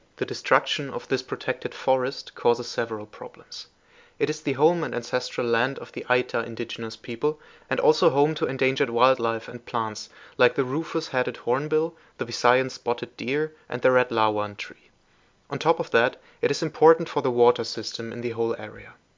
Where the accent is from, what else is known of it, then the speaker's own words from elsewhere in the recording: Germany; also born or lived in Philippines; I am from Germany, but used to live in the Philippines for a while.